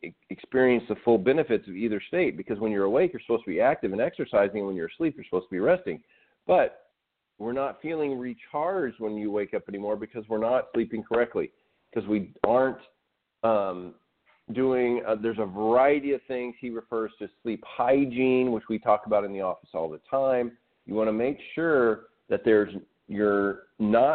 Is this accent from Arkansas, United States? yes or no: yes; Arkansas, United States; I grew up in Arkansas